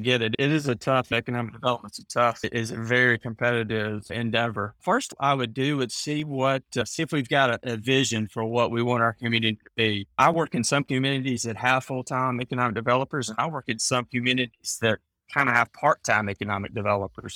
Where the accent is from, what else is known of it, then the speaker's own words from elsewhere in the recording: Alabama, United States; also born or lived in Mississippi; But Alabama's where I've grown up and lived.